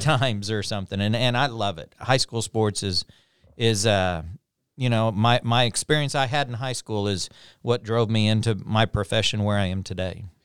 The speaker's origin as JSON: {"language": "English", "town": "Pond Creek", "region": "Oklahoma", "country": "United States", "tie": "born or raised there", "said": "I was from a small town. I was from Pond Creek"}